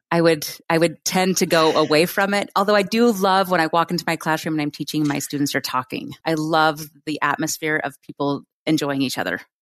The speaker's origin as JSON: {"language": "English", "region": "Oregon", "country": "United States", "tie": "born or raised there", "moved": "as an adult", "lives_now": "Utah, United States", "said": "in my hometown in Oregon"}